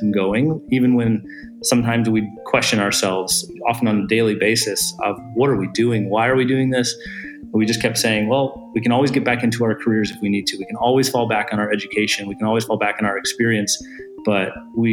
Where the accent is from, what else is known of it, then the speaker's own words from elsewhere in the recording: Michigan, United States; moved away as an adult; also born or lived in San Francisco; we're both originally from Michigan. We've been married and have been living in San Francisco for about 10 years